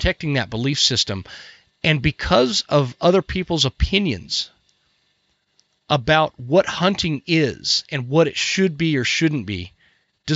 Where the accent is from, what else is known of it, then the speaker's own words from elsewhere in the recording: United States; as an American